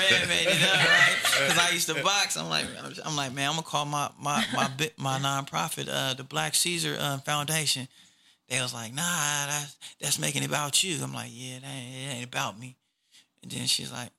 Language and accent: English; Oak Park, United States; I'm from Oak Park